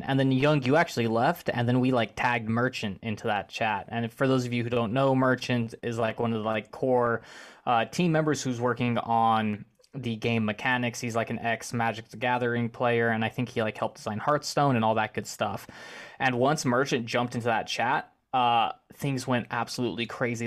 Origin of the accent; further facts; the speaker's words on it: Arkansas, United States; also born or lived in Conway, Arkansas; I grew up in Arkansas myself, and I am moving to Savannah in October